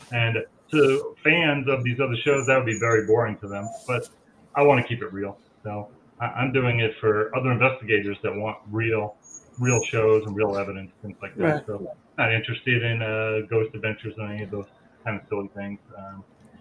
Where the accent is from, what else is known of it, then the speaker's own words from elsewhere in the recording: Long Island, New York, United States; I grew up on Long Island